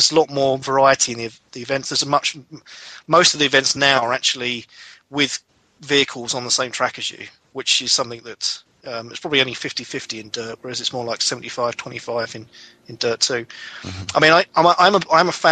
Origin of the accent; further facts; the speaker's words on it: United Kingdom; I'm a Brit